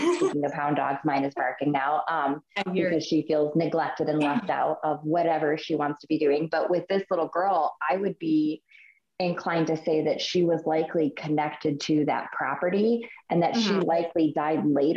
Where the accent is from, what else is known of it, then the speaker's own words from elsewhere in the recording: Buffalo, New York, United States; now in Chesapeake, United States; I grew up in Buffalo, which is not far from Pennsylvania border